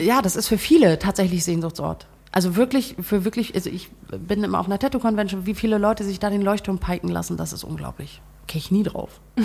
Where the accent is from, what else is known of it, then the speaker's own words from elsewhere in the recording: Brunsbüttel, Schleswig-Holstein, Germany; also born or lived in Flensburg; now in Hemmingstedt, Germany; ich bin in Flensburg geboren, meine mhm. Eltern sind nach Brunsbüttel gezogen